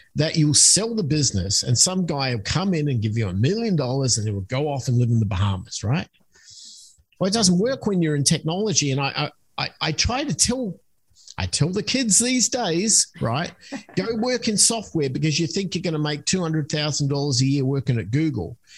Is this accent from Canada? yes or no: no; Australia; moved away as an adult; also born or lived in United States; I'm originally from Australia, so that's where the accent comes from.